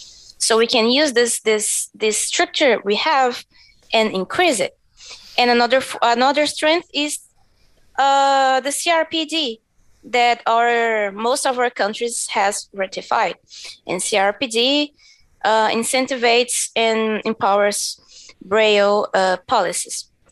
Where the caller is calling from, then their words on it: Brazil; I think I forgot to mention that I'm talking from Brazil.